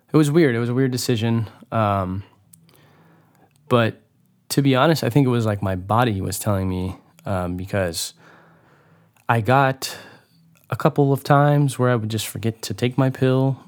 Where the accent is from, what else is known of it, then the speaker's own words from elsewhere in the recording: Hollister, California, United States; moved away; the beautiful town of Hollister, California, which is my hometown.